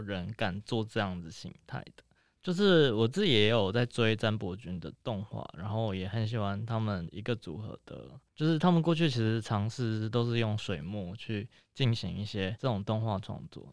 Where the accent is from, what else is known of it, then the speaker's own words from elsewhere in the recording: Tainan, Taiwan; 那我也是从小在台南出生